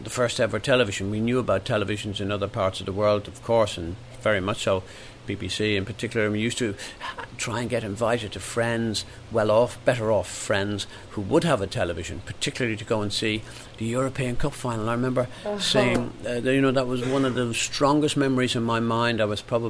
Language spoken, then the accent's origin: English; Ireland; moved away as an adult; now in England, United Kingdom; growing up in Ireland